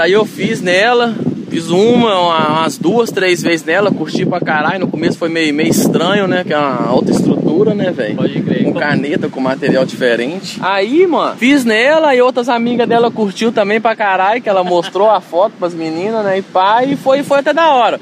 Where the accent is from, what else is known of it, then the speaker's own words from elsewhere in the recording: Itabira, Minas Gerais, Brazil; moved away; also born or lived in Portugal; na minha cidade, né, Itabira